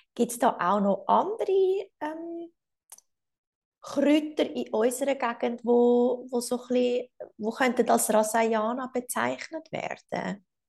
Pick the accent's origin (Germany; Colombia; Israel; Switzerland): Switzerland; bei uns in der Schweiz